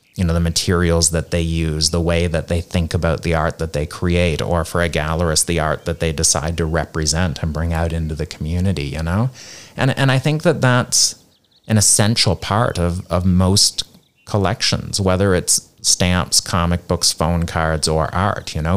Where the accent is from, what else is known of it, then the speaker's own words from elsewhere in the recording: Nova Scotia, Canada; moved away as an adult; also born or lived in South Korea / United States / India; now in Hong Kong; I'm from Canada originally, uh, Nova Scotia, which is the east coast of Canada